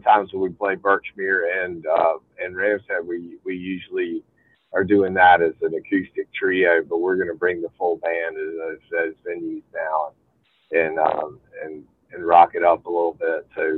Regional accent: Greenville, South Carolina, United States; So I grew up in Greenville, South Carolina

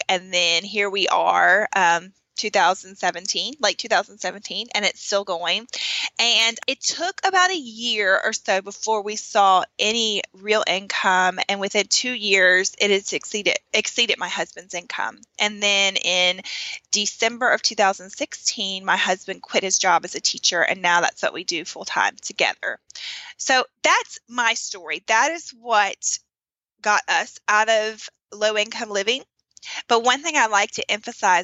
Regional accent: the South, United States; growing up in America, in the South

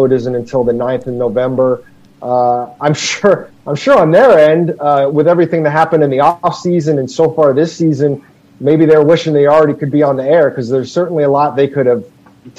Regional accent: Scottsdale, Arizona, United States; also born or lived in Phoenix; I was not born here, but my family moved here when I was 6. So, yes, I'm pretty much a lifer

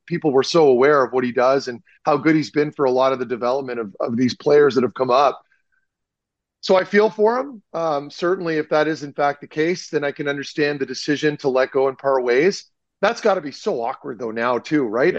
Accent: Ottawa, Ontario, Canada; that's my hood, man. I grew up in the South End by South

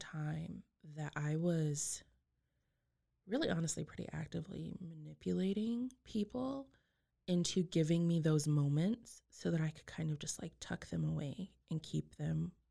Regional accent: Texas Panhandle, United States; I grew up in the Panhandle of Texas

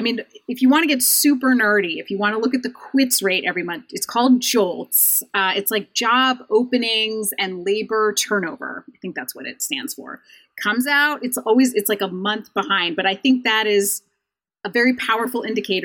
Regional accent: Idaho, United States; I grew up in Idaho

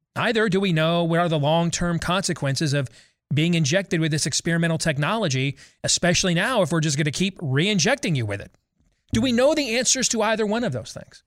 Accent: Iowa, United States; my home state of Iowa

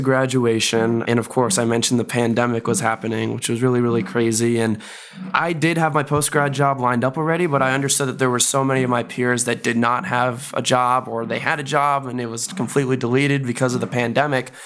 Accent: Bay Area, California, United States; moved away as an adult; also born or lived in Chicago; I'm originally from the Bay Area, went to school in Chicago

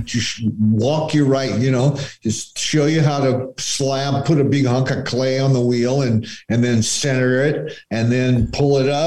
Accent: Scottsdale, Arizona, United States; moved away; I grew up in Scottsdale.

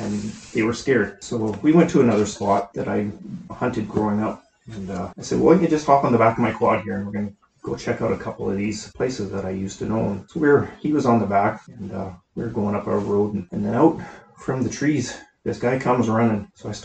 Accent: Caswell, British Columbia, Canada; Caswell, BC.

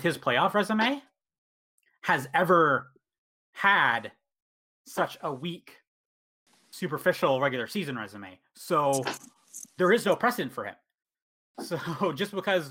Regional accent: Canada; as a Canadian

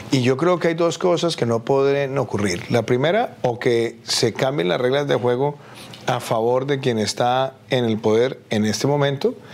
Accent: Colombia; como senador en mi país.

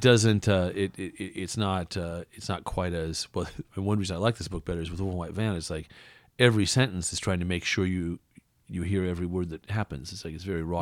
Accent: West Coast, United States; born or raised there; moved away; also born or lived in Iowa

